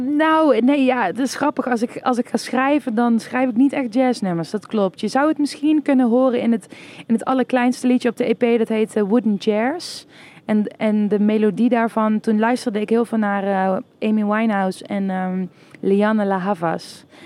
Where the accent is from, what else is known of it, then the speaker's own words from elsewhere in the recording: Kessel, Limburg, Netherlands; first language Dutch; ik kom zelf uit Kessel.